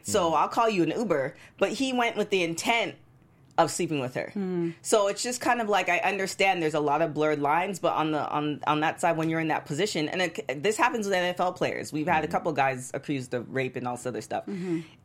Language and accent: English; Canada; moved away as an adult; I was from Canada, I was so far away from home